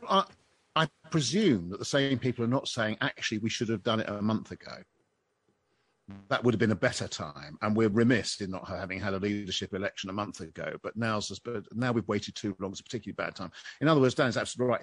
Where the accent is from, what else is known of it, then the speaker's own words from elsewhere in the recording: United Kingdom; I'm a Brit